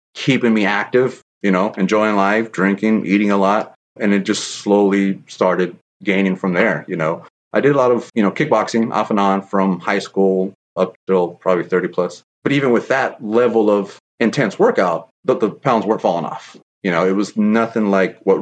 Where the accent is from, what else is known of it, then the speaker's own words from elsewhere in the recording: San Jose, California, United States; Born and raised here in San Jose, California